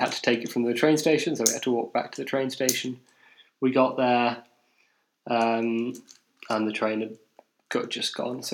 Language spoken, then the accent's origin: English; England, United Kingdom; I'm English.